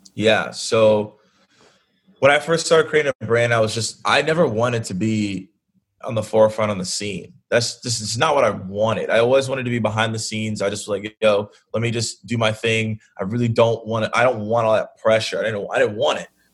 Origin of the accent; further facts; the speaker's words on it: Atlanta, Georgia, United States; I'm from Atlanta